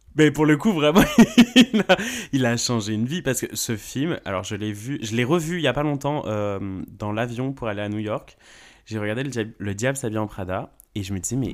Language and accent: French; the South, France; je viens du Sud